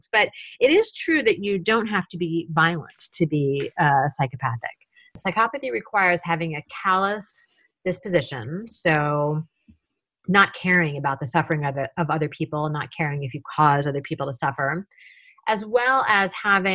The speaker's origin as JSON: {"language": "English", "town": "Tacoma", "region": "Washington", "country": "United States", "tie": "born or raised there", "said": "my hometown of Tacoma, Washington"}